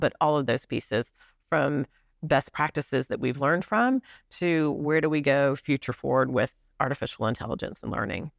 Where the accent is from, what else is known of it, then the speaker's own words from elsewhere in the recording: Alabama, United States; moved away as an adult; also born or lived in New York; now in Chattanooga, United States; my home state of Alabama